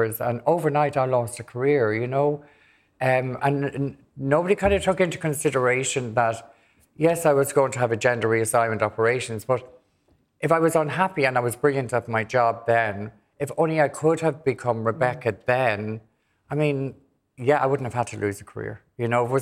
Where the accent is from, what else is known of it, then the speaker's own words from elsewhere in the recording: Dublin, Leinster, Ireland; also born or lived in Granard, County Longford; I was born in June 1958 in Granner County, Longford, and lived there till I was seven, and then came to Dublin and was schooled in Dublin